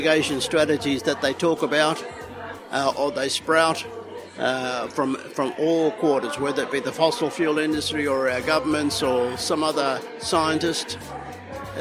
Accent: Kabi Kabi and Gubbi Gubbi country, Queensland, Australia; I am from the Kabi Kabi people on my father's side and the Gurang Gurang people on my mother's side

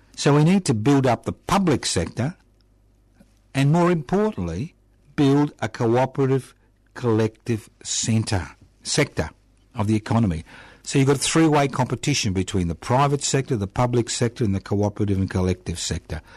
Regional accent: Australia; this is Australia

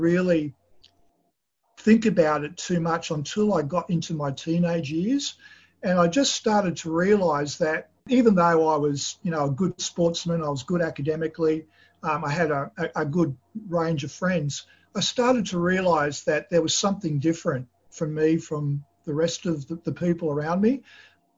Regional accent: Australia; I was born in Australia, although my parents came from the former Yugoslavia at the end of the Second World War

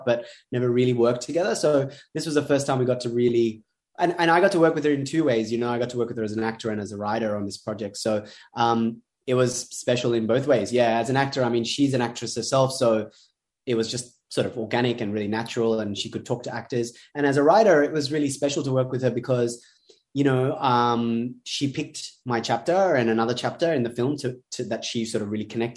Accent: Sydney, New South Wales, Australia; growing up in Western Sydney

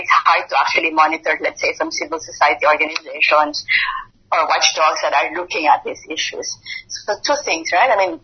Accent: Philippines; I come from the Philippines

